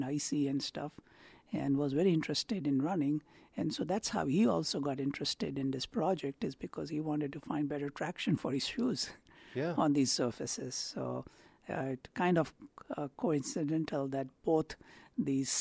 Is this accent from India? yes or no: yes; India; now in Akron, United States; I grew up in India